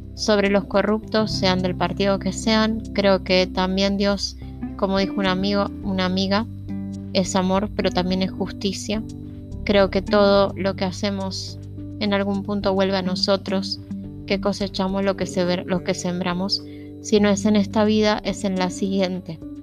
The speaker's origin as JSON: {"language": "Spanish", "country": "Argentina", "said": "Y los argentinos somos hermanos. Los que vivimos en este país"}